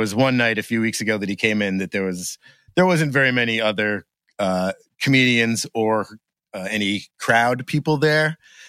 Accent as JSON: {"language": "English", "town": "Gardiner", "region": "Maine", "country": "United States", "tie": "born or raised there", "also_born_or_lived": "Boston", "said": "I grew up in Maine."}